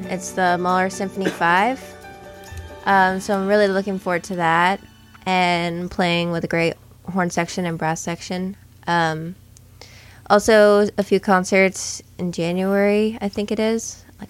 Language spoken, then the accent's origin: English; Maine, United States; moved away; also born or lived in Toronto; I'm originally from Maine, and that was true. I grew up lobstering from when I was about 10 years old with my younger sister.